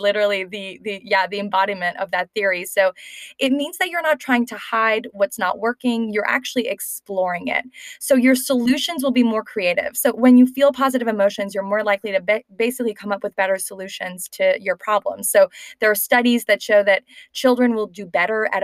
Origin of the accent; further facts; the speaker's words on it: Canada; moved away; both from Canada